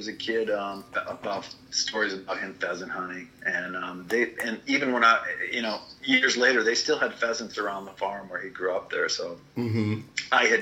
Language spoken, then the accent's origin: English; Janesville, Wisconsin, United States; I grew up in Wisconsin, in southern Wisconsin, in the city of Janesville